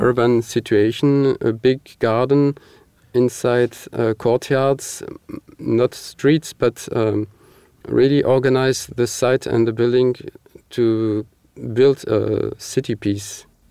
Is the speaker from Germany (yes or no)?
no; Marseille, Provence-Alpes-Côte d'Azur, France; English is a second language; moved away as an adult; now in Paris, France; I am myself from Marseille